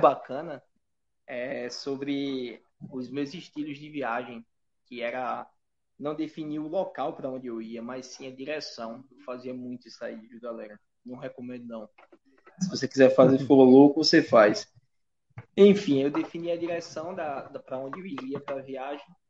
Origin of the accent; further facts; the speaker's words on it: Alagoas, Brazil; para mim, como alagoano, me deixa muito orgulhoso